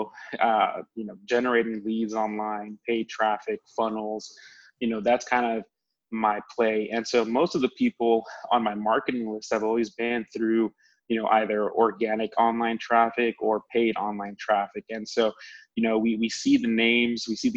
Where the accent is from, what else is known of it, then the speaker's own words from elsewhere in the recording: Florida, United States; moved away as an adult; I grew up in Florida pretty much for most of my life.